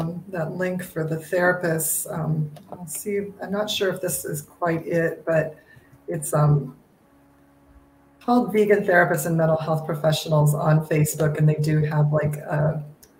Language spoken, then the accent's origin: English; the Midwest of the United States, United States; I grew up in the Midwest of the United States, you know, which is kind of farm country